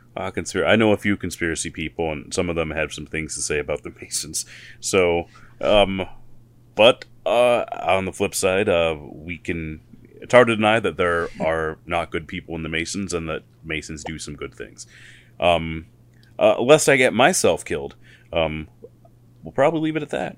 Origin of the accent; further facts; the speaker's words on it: Missoula, Montana, United States; I'm from Missoula and I've lived in other places in Montana